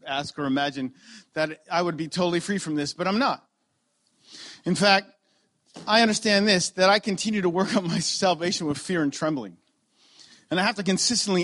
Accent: Ontario, Canada; moved away as an adult; I'm from Ontario and I just moved here 3 months ago

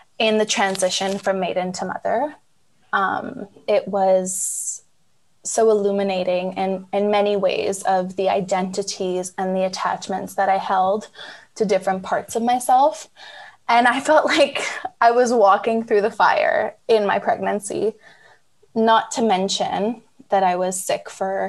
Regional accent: Canada; moved away as an adult; also born or lived in Shanghai, China; now in Tasmania, Australia; I'm Canadian, married to an Australian

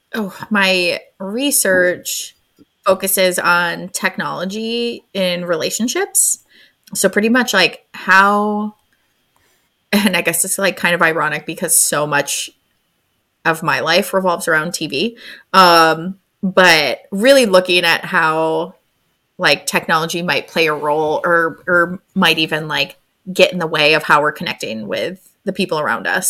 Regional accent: Syracuse, New York, United States; moved away as an adult; also born or lived in San Diego / Florida; now in New Hampshire, United States; I am originally from, I call it Central New York. People call it upstate New York, but uh, I'm from Syracuse. I'm currently in New Hampshire.

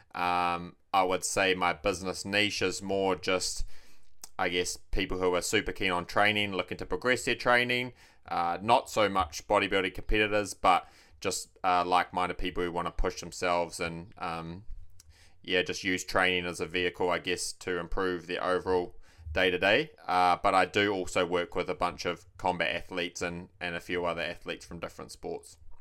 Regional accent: Taranaki, New Zealand; moved away as an adult; also born or lived in Dunedin; now in Mount Maunganui, New Zealand; I was born and raised in Taranaki.

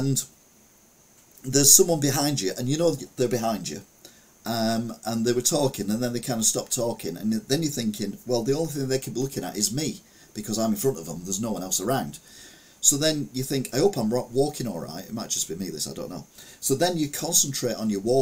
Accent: Stalybridge, North West England, United Kingdom; I was brought up in Stalybridge

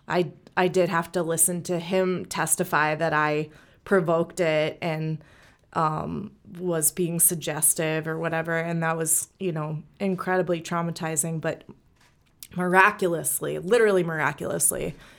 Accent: St. Louis, Missouri, United States; I was born and raised here in Saint Louis.

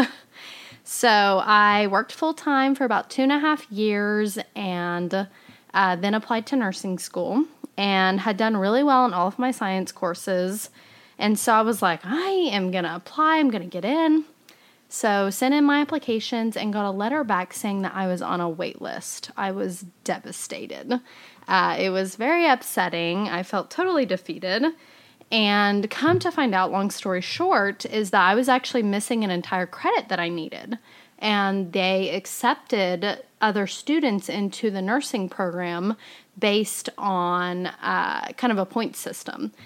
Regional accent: Fairview, Oklahoma, United States; also born or lived in Edmond, Oklahoma / Tulsa, Oklahoma; now in Oklahoma City, United States; my hometown of Fairview

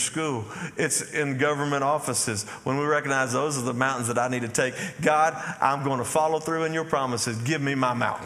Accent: Athens, Texas, United States; I grew up here. I grew up in Athens, Texas

